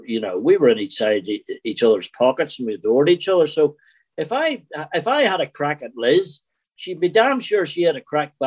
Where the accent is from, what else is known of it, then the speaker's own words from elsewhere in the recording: Belfast, Northern Ireland, United Kingdom; accent: Northern Irish; moved away; also born or lived in Scotland; Growing up in Belfast